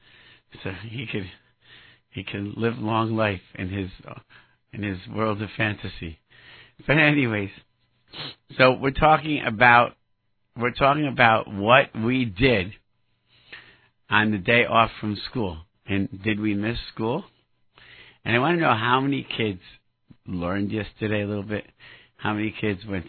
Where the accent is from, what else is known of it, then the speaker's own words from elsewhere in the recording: Rochester, New York, United States; now in Brooklyn, United States; I grew up in Rochester, New York